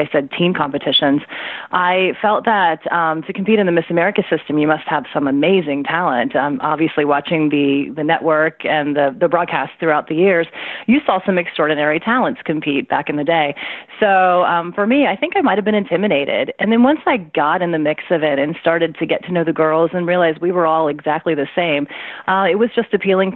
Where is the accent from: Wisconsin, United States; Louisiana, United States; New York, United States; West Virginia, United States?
West Virginia, United States; moved away as an adult; also born or lived in Philadelphia; I'm from West Virginia, although I was living in Philadelphia at the time